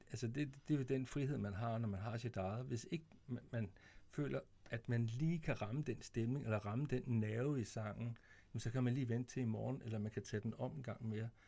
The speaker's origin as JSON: {"language": "Danish", "town": "Vemmelev", "region": "Zealand", "country": "Denmark", "also_born_or_lived": "Korsør", "said": "jeg kommer jo fra, Vemmel, fra Vemmeløv, ikke også?"}